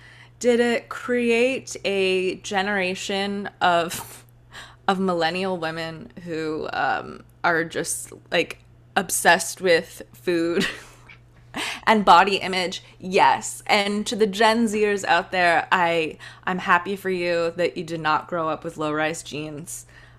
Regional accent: Cayman Islands; Like, I'm going to like get back to the basics and like show people around my hometown, the Cayman Islands.

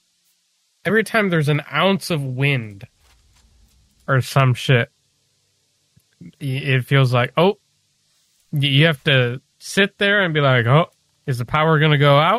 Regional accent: Michigan, United States; At least I'm from Michigan.

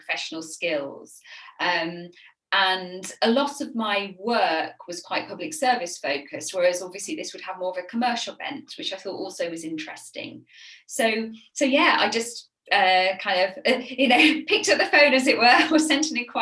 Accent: Sheffield, Yorkshire and the Humber, United Kingdom; accent: northern; now in Kent, United Kingdom; You can probably detect in my voice that I am northern. I grew up in Sheffield, so as far away from the sea as you can get in the UK.

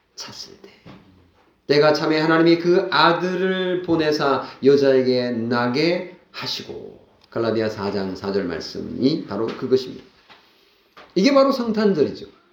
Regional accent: South Korea; 이방인인 우리 대한민국 그리스도인들은

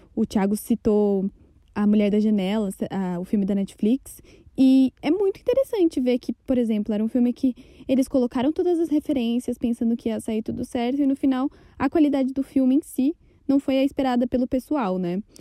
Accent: São Paulo, Brazil; eu sou aqui de São Paulo

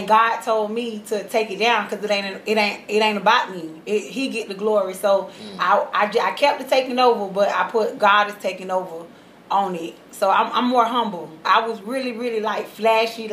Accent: Orlando, Florida, United States; also born or lived in Homestead, Florida; I'm from Homestead, Florida, Miami, but born and raised in Orlando, off of Hawassi

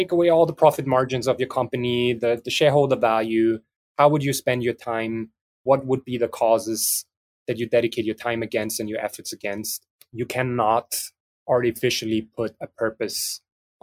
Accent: Vienna, Austria; also born or lived in France; I'm mixed metropolis countryside, but I grew up in Vienna, but spent a lot of time in France

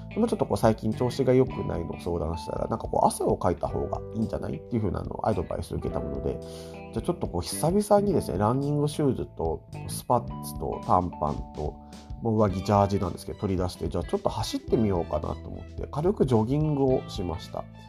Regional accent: Tokyo, Japan; moved away as an adult; now in Shizuoka, Japan; 元々出身は東京なんですけども、えー、静岡、こっちに来て、もう九年経ちました。

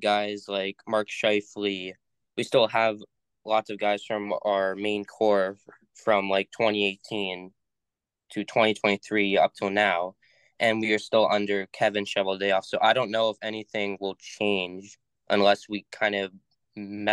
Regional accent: Winnipeg, Manitoba, Canada; now in St. Anne, Canada; I was born and raised in Winnipeg

